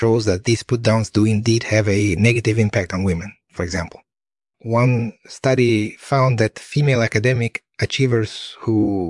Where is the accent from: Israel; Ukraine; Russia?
Russia; moved away as an adult; also born or lived in Toronto, Canada; I was born and raised in Russia